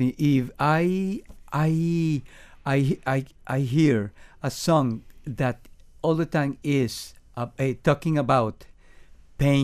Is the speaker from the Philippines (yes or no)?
no; Venezuela; English is a second language; moved away as an adult; now in Miami, United States; We are from Venezuela, okay. And we learn and grow in Venezuela in the musical scene.